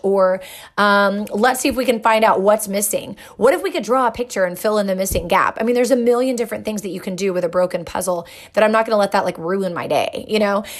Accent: England, United Kingdom; moved away; I grew up in England

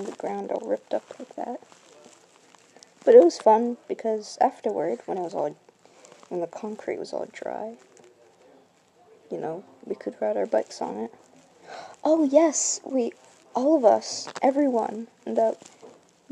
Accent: Burlington, Vermont, United States; also born or lived in Essex, Vermont; I was born in Burlington, Vermont

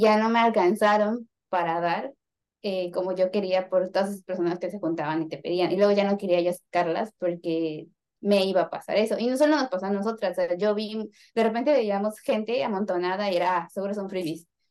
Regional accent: Mexico; Somos mexicanos

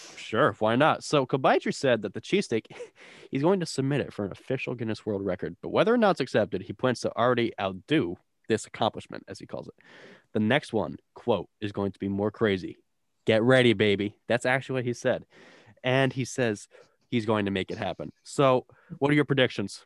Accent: New Jersey, United States; I'm from South Central

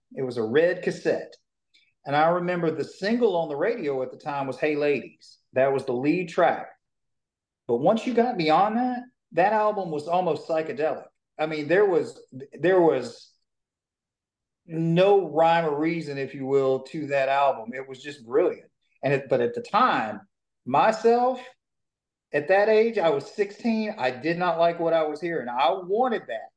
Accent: Shreveport, Louisiana, United States; I was born in Shreveport, Louisiana, grew up in a little bitty town

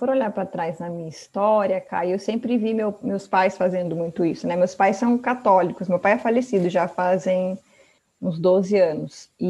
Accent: Sorocaba, São Paulo, Brazil; Eu sou de Sorocaba.

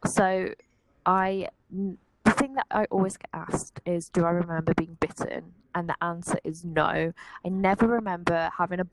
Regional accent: West Midlands, United Kingdom; I grew up around Staffordshire. Like, we moved quite a lot, but generally around the West Midlands. And at the minute, I'm living in Stafford, which is a town in Staffordshire.

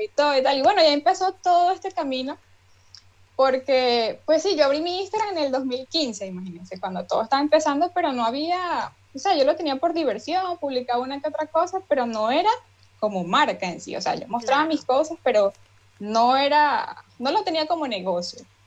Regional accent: Barinas, Venezuela; yo soy de Barinas, Venezuela

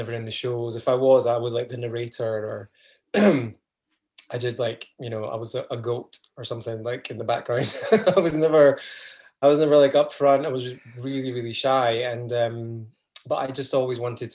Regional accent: just outside Edinburgh, Scotland, United Kingdom; moved away as an adult; I grew up just outside Edinburgh and then went to uni in Edinburgh Uni

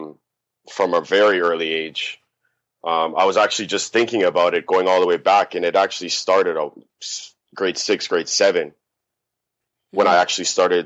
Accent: Toronto, Ontario, Canada; Toronto, born and raised

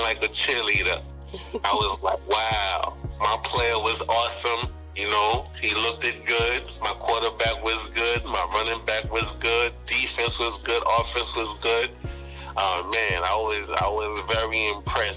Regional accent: New York City, New York, United States; I'm from Brooklyn, New York

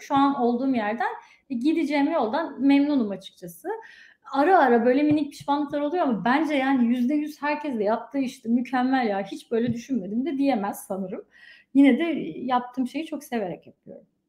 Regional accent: Afyonkarahisar, Turkey; moved away as an adult; also born or lived in Izmir, Turkey; now in United States; ben Afyonluyum aslen

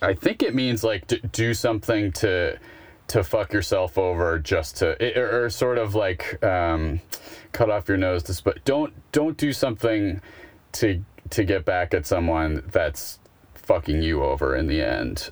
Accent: Buffalo, New York, United States; I'm from Buffalo

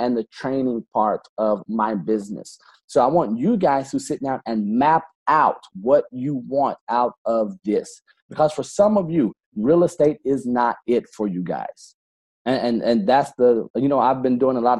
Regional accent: Alabama, United States; now in Florida, United States; I'm from Alabama. I probably don't say nicher. Like I said, we add an R to everything

